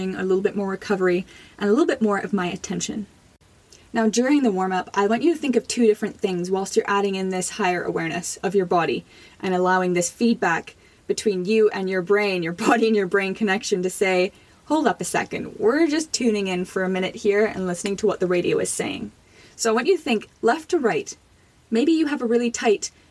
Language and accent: English; Jamaica; now in Canada; I was born in Jamaica.